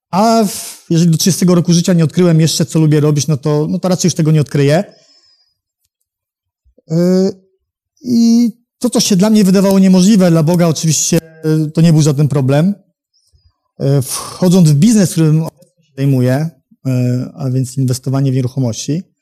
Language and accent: Polish; Warsaw, Masovian Voivodeship, Poland; jestem z Warszawy.